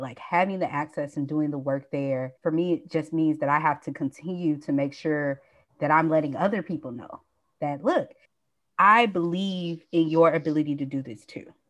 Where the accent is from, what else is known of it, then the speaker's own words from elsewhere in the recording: Nashville, Tennessee, United States; also born or lived in Atlanta, Georgia; now in Los Angeles, United States; I'm from Nashville, Tennessee.